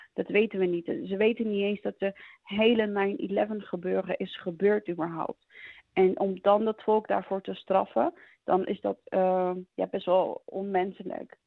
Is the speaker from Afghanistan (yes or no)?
yes; Afghanistan; moved away; wij als Afghanen